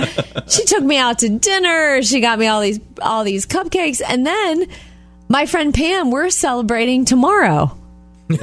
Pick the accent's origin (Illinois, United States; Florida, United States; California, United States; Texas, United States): Florida, United States; Jupiter; moved away; when I was home a while back in my hometown of Jupiter, Florida?